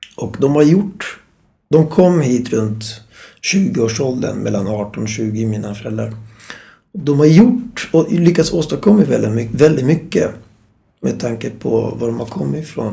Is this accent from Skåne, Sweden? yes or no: no; Stockholm, Stockholm County, Sweden; Född och uppvuxen i Stockholm.